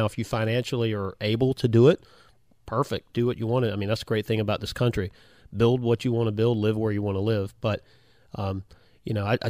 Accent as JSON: {"language": "English", "town": "Hampton", "region": "Virginia", "country": "United States", "tie": "born or raised there", "said": "I grew up in Hampton"}